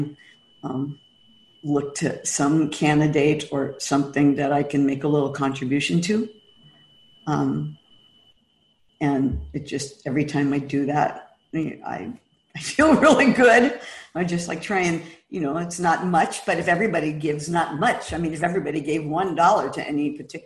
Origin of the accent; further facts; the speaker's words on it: San Francisco, California, United States; now in Kauai, United States; I was born and raised in San Francisco